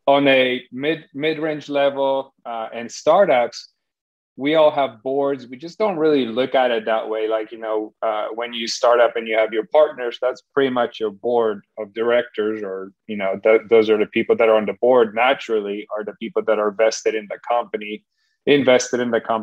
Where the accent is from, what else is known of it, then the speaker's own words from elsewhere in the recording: Poland; English is a second language; now in United States; I was raised in Poland back when it was communist, left when